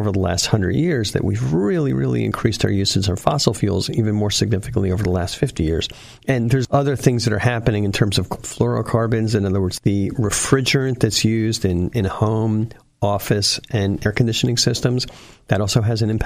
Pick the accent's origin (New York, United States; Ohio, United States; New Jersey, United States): New Jersey, United States; Essex County; now in San Jose, United States; my hometown in Essex County, New Jersey